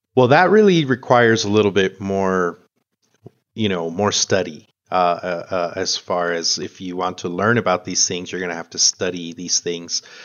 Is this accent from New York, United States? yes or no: no; El Paso, Texas, United States; also born or lived in Chihuahua, Mexico / Ecuador / Parral, Mexico / Houston, Texas; I grew up here in El Paso, uh, but I was born in Chihuahua.